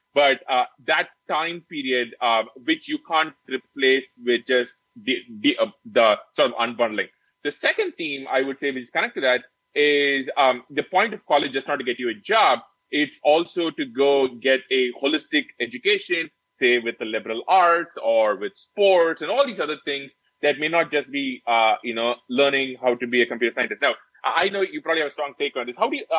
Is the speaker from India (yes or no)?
yes; India; now in United States; the one that we grew up in back in India.